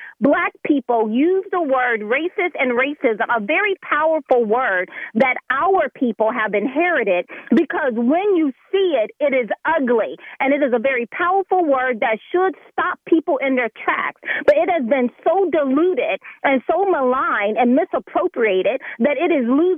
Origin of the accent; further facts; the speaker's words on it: deep south of Alabama, United States; now in Pennsylvania, United States; very deep south of Alabama